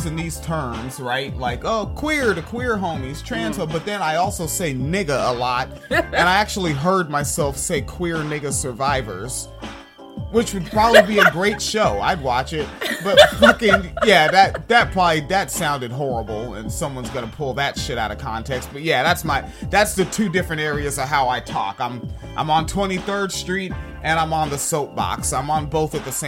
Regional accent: United States; I'm American

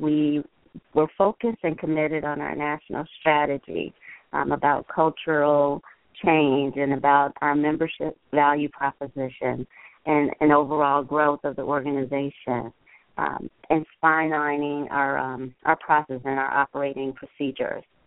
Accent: Chicago, Illinois, United States; I am in Chicago, my hometown

